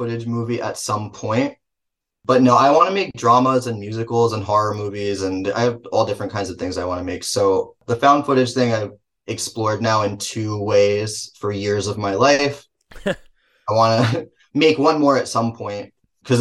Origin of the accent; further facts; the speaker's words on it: Manville, New Jersey, United States; accent: Jersey; in my hometown theater